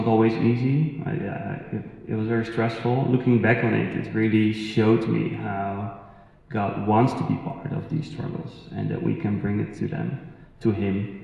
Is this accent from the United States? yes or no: no; Netherlands; moved away as an adult; So we moved here 2.5 years ago. We're originally from the Netherlands